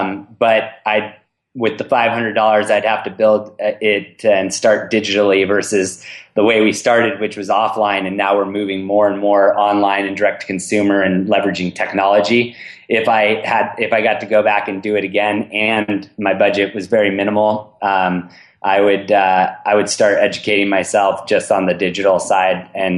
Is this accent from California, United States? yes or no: yes; California, United States; That's one of the biggest things I realized how lucky I was growing up in the Bay Area.